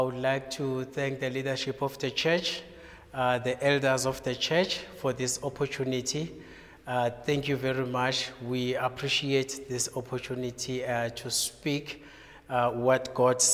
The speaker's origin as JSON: {"language": "English", "region": "KwaZulu-Natal", "country": "South Africa", "said": "I'm from KwaZulu-Natal"}